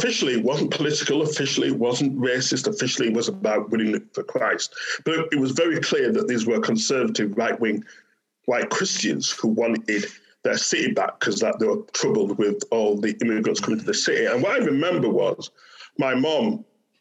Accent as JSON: {"language": "English", "town": "Bradford", "region": "Yorkshire and the Humber", "country": "United Kingdom", "tie": "born or raised there", "said": "growing up in Bradford, which was a post-industrial city in the north"}